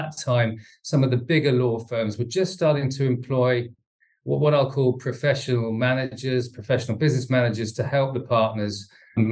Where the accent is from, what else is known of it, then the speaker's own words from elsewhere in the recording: Bedford, East of England, United Kingdom; I was born in Bedford, went to school there